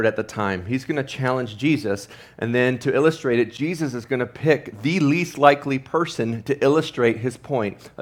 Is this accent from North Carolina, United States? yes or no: no; Ohio, United States; growing up in Ohio, big Ohio State fan